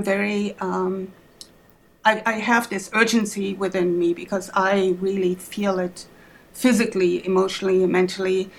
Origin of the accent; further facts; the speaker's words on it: Germany; English is a second language; moved away as an adult; now in Twin Cities, United States; Maybe you hear my accent. I'm from Germany originally, but have been in the United States since 1991. I came here to pursue a PhD